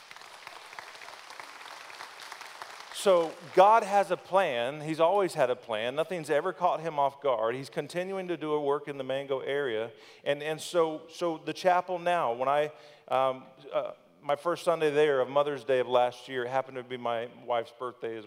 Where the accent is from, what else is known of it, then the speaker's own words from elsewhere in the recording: Thonotosassa, Florida, United States; also born or lived in Plant City, Florida / Brandon, Florida; I've lived growing up in Thanodosassa